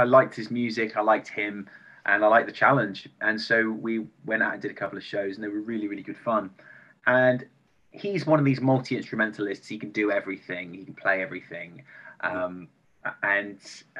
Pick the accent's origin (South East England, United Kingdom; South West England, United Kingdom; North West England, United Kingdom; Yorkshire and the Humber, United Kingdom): South West England, United Kingdom; Bristol; also born or lived in London; now in Liverpool, United Kingdom; I'm from Bristol, and then I lived in London